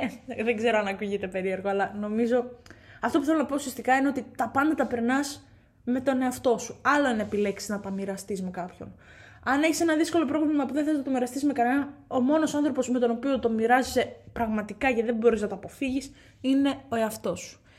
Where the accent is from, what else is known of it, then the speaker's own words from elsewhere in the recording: Katerini, Central Macedonia, Greece; moved away; για μένα πατρίδα είναι εκεί που γεννήθηκα, έκανα του φίλου μου, μεγάλωσα είναι εκεί που είναι η καταγωγή μου, α πούμε, στην περίπτωση αυτή. Είμαι από την Κατερίνη